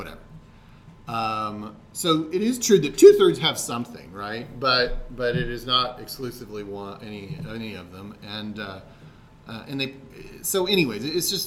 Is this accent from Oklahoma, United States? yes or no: yes; Oklahoma City, Oklahoma, United States; I was raised in Oklahoma City